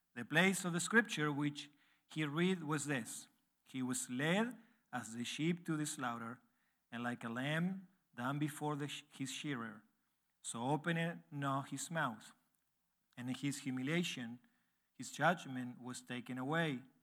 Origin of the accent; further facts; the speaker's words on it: Argentina; English is a second language; moved away as an adult; now in Uruguay; I was born and raised in Argentina, so that you can see that I have an accent when I speak English.